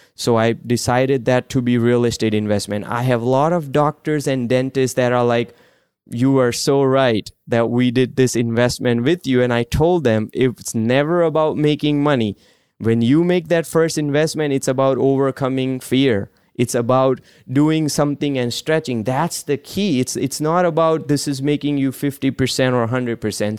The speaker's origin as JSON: {"language": "English", "country": "India", "tie": "born or raised there", "moved": "yes", "said": "I grew up in India"}